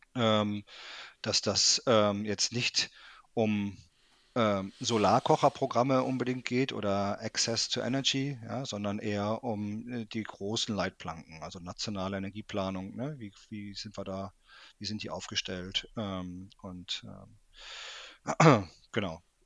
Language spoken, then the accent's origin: German; Münster, North Rhine-Westphalia, Germany; moved away as an adult; also born or lived in Weimar; nachdem ich äh, Abitur in Westfalen gemacht habe, äh, im schönen Münster, bin ich zum Studieren nach Weimar gegangen, ähm, kurz nach der Wende